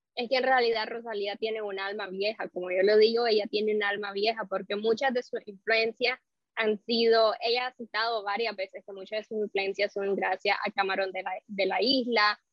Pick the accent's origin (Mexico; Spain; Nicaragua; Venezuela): Nicaragua; now in Miami, United States; yo soy de Nicaragua, pero curiosamente nicaragüense, y aquí en Miami, yo radico en Miami